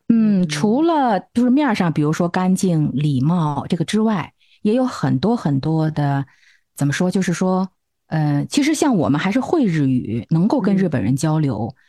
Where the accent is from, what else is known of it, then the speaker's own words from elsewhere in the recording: Beijing, China; moved away as an adult; now in Tokyo, Japan; 我现在在东京，我是六年之前来的东京，嗯。以前是一直在北京，我是北京人